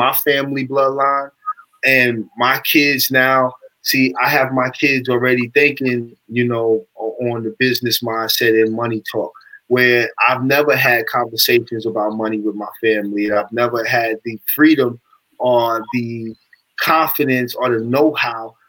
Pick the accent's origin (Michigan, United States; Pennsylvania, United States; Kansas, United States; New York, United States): New York, United States; Amityville; I'm from Amityville, Long Island.